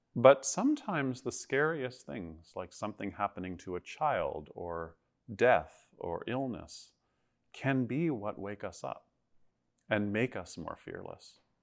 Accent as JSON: {"language": "English", "town": "Toronto", "region": "Ontario", "country": "Canada", "tie": "born or raised there", "moved": "as an adult", "said": "I grew up in Toronto."}